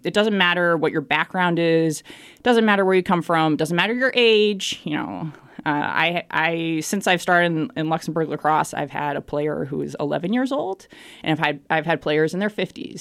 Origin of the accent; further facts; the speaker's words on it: Boston, Massachusetts, United States; moved away as an adult; I'm from Boston, Massachusetts, in the United States. Uh, born and raised there, lived and worked my entire life there